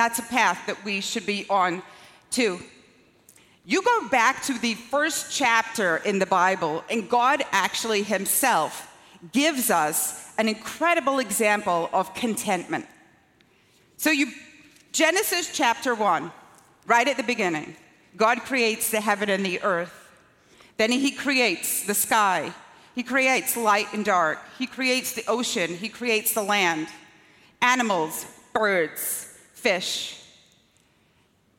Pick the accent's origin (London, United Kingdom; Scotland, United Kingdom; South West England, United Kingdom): Scotland, United Kingdom; also born or lived in Long Island; now in United States; when I was growing up in Scotland